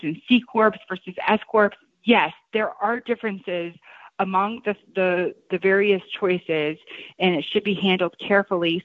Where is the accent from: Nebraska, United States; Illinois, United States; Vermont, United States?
Illinois, United States; Shelbyville; moved away as an adult; also born or lived in New York / Champaign, Illinois; now in my hometown, uh, which is where I'm sitting at today in Shelbyville, Illinois.